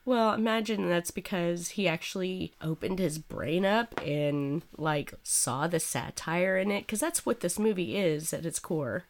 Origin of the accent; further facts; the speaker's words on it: Snyder, Texas, United States; I come from Snyder, Texas, and we don't give a fuck there, apparently